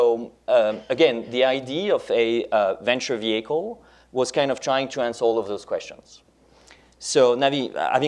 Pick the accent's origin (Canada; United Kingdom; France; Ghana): France; first language French; English is a second language; my native language, French